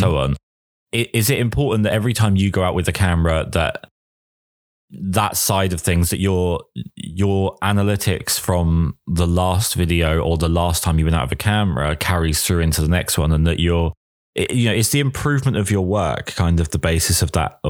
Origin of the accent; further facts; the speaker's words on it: England, United Kingdom; I am English